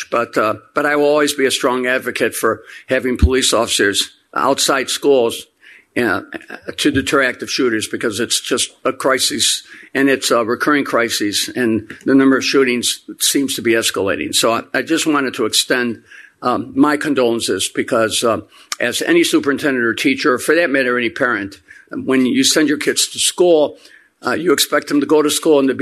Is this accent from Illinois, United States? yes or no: yes; Chicago, Illinois, United States; Chicagoan through and through. As mentioned, I was born in Roseland on the south side, where my immigrant grandparents settled neatly a century ago